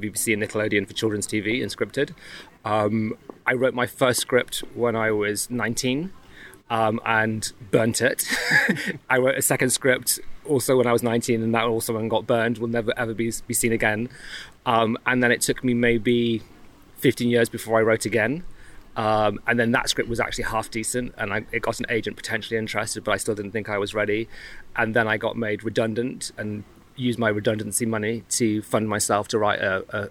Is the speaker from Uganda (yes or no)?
no; Birmingham, West Midlands, United Kingdom; accent: Brummie; moved away as an adult; also born or lived in London / Canterbury; I grew up in Birmingham. So I'm a Brummie originally